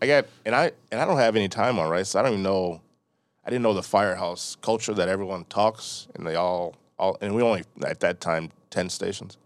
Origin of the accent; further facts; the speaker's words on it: Delavan, Wisconsin, United States; moved away as an adult; also born or lived in Milwaukee, Wisconsin / University Park, Illinois / Chicago, Illinois; moved to Delavan, Wisconsin. It's over by Lake Geneva, between Janesville and Lake Geneva.